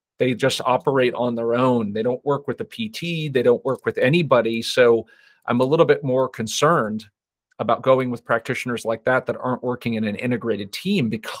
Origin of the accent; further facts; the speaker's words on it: Las Vegas, Nevada, United States; I'm from Vegas, by the way, so I understand.